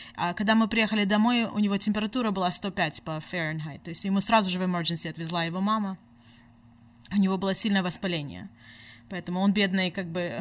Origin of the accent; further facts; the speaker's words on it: United States; also born or lived in Simferopol, Crimea / Washington state; now in Sacramento, United States; Мы здесь выросли в Америке, мы уже здесь обои 25 лет.